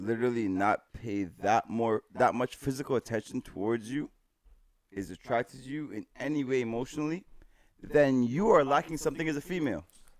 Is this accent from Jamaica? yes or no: yes; Jamaica; I'm Jamaican